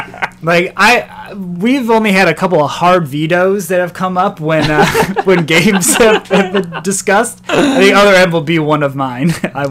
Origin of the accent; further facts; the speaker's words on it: Midwest, United States; now in Seattle, United States; Growing up in the Midwest and having snow everywhere